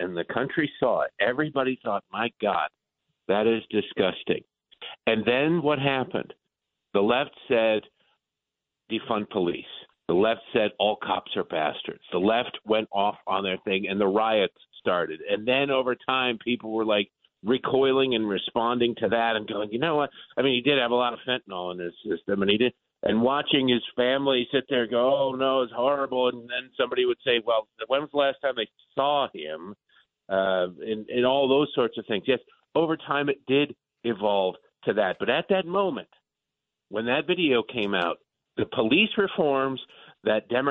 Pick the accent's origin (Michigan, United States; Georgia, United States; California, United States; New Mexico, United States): Michigan, United States; Detroit; born or raised there; moved away; also born or lived in Baltimore